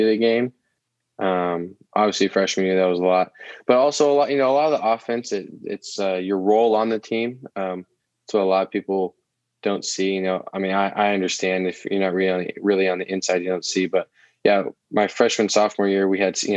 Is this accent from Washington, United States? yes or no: no; Oregon, United States; growing up in Oregon, I have always called it